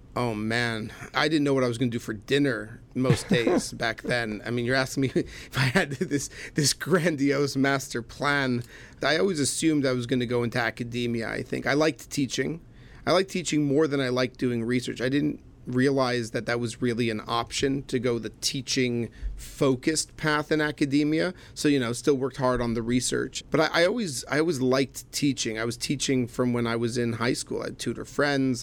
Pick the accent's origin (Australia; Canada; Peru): Canada; Laval, Quebec; moved away as an adult; also born or lived in Manhattan, New York; I was born in Montreal, Canada. Truthfully, a, uh, a little island north of Montreal, Laval, but most people just call it Montreal. So born in Montreal, Canada, raised there